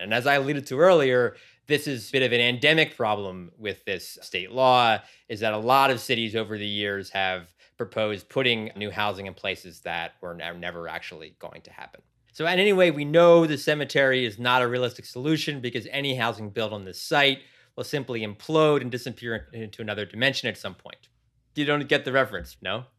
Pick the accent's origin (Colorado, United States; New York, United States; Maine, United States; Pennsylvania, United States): Pennsylvania, United States; Philadelphia; moved away as an adult; also born or lived in San Diego / Sacramento; now in Los Angeles, United States; I grew up in Philadelphia